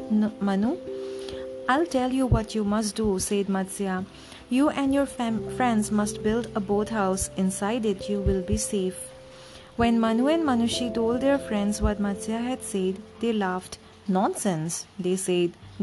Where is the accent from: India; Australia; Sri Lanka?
India; my home country